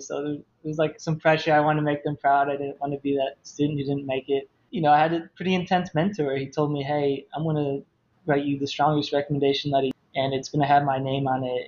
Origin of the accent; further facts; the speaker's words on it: Toledo, Ohio, United States; moved away as an adult; also born or lived in Tennessee; I'm from Toledo, Ohio, small town outside of it, and I did all my undergraduate, graduate education in Tennessee